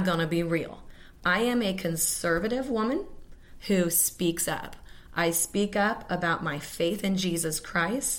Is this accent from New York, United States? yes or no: no; Kansas City, Missouri, United States; growing up in Kansas City. I went to Casey Moe Public Schools